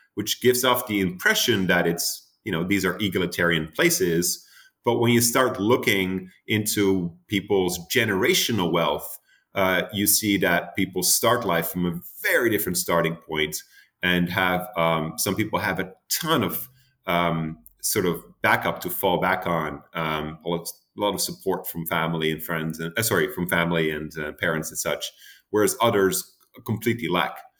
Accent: Amsterdam, North Holland, Netherlands; moved away as an adult; also born or lived in United States; now in Boston, United States; my hometown, uh, Amsterdam

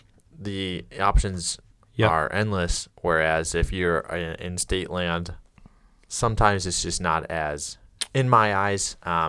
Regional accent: Detroit, Michigan, United States; I'm from Detroit.

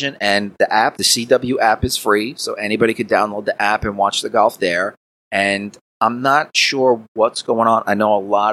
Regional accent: New York, United States; accent: New York; my New York accent

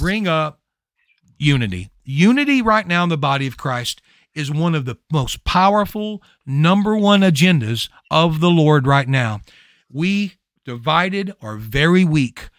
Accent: Louisiana, United States; I'm from Louisiana.

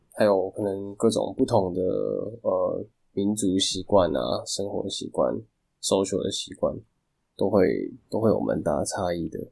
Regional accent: Taiwan; 我们台湾这边

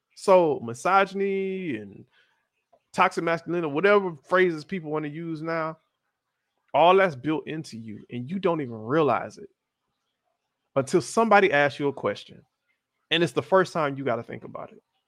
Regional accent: Florida, United States; I'm from Florida

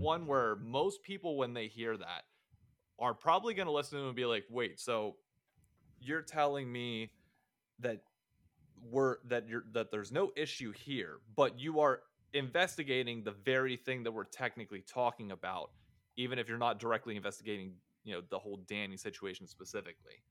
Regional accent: Hershey, Pennsylvania, United States; I was born in Hershey, Pennsylvania

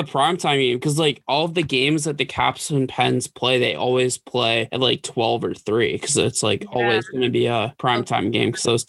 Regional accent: Massachusetts, United States; moved away as an adult; also born or lived in Virginia; growing up in the Northeast in Massachusetts

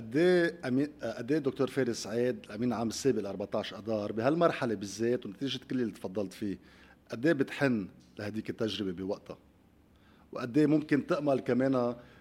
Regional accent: Lebanon; نحن عندنا قدره كلبنانيين

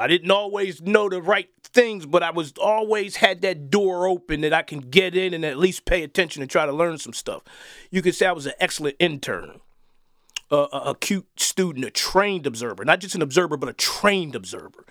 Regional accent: Wilmington, United States; I did grow up in the inner city, uh, Wilmington.

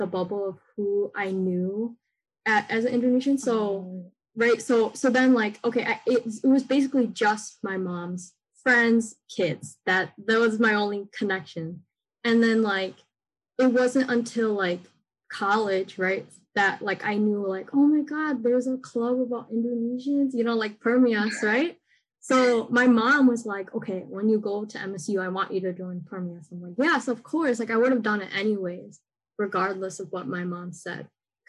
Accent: United States; I grew up in American school

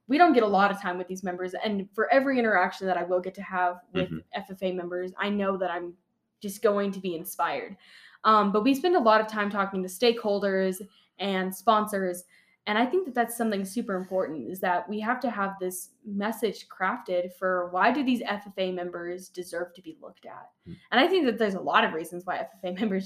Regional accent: Las Cruces, New Mexico, United States; I was raised in Las Cruces, so I am the Southwest of New Mexico

